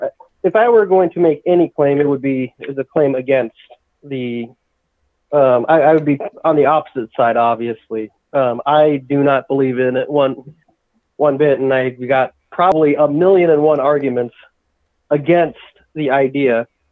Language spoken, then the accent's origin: English; Los Angeles, California, United States; another one in Hispanic lore that I know about, because I grew up in Los Angeles.